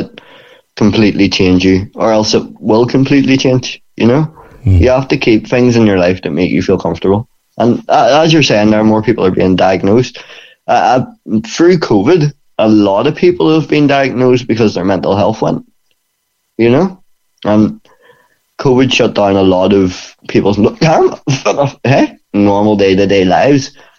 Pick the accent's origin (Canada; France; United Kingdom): United Kingdom; Bangor, Northern Ireland; it's in my hometown, and it's the only gym in Bangor for MMA